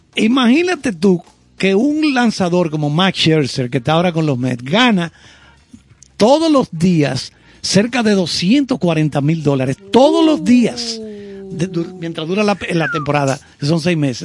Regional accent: Santiago de los Caballeros, Santiago, Dominican Republic; also born or lived in Salcedo, Dominican Republic; nací en Salcedo. Duré pocos años porque me fui para Santiago.

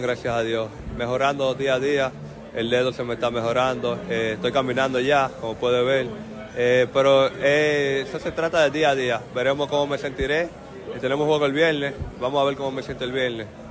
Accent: Dominican Republic; moved away; estoy contento de estar en mi país

